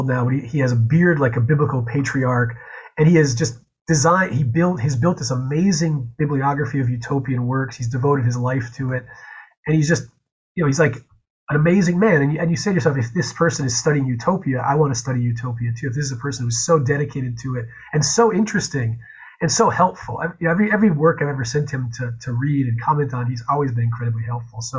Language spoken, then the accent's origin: English; Chicopee, Massachusetts, United States; now in North Dakota, United States; I'm from Chicopee, Massachusetts